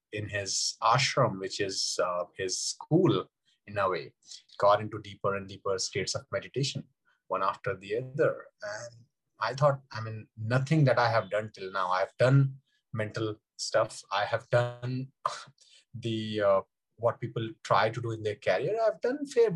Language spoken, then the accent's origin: English; India; I grew up in India, in small towns of India where there is no swimming culture